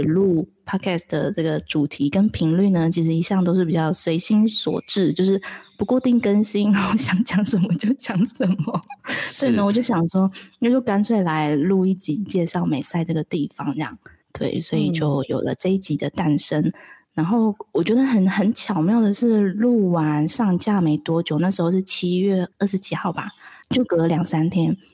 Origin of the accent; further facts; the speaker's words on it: Taichung, Taiwan; moved away as an adult; now in Mae Sai, Thailand; 我是台中人